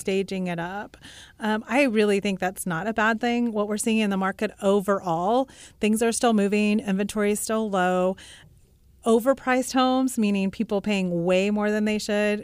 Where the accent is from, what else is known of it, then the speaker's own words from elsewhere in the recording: Russell, Kansas, United States; I grew up in Russell, Kansas